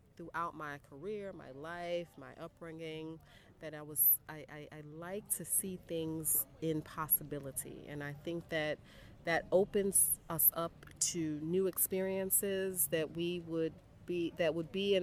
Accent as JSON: {"language": "English", "town": "New York City", "region": "New York", "country": "United States", "tie": "born or raised there", "also_born_or_lived": "Paris, France", "moved": "as an adult", "lives_now": "Dakar, Senegal", "said": "I'm from the South Bronx"}